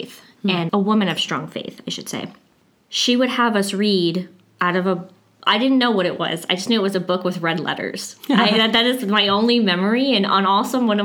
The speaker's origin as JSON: {"language": "English", "town": "Riverside", "region": "California", "country": "United States", "tie": "born or raised there", "said": "I grew up in Riverside, California"}